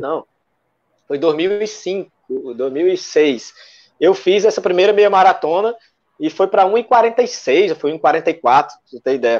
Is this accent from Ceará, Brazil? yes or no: yes; Fortaleza, Ceará, Brazil; Eu sou um cara que, que nasci e me criei na periferia aqui, em Fortaleza.